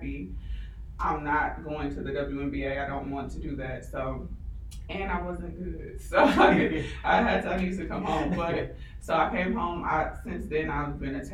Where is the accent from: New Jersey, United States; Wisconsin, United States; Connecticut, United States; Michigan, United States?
Wisconsin, United States; Milwaukee; moved away as an adult; now in Houston, United States; I'm from Milwaukee, Wisconsin.